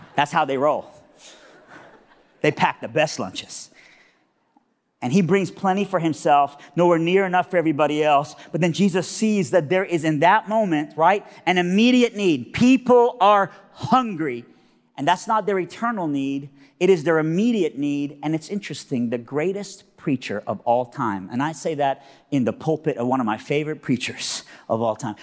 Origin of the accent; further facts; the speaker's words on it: Iran; now in Nashville, United States; I am originally from Iran, but now I live in Nashville, Tennessee, all right? And so I'm a, I'm a southerner, and, but even when I was in Iran, I was from South Iran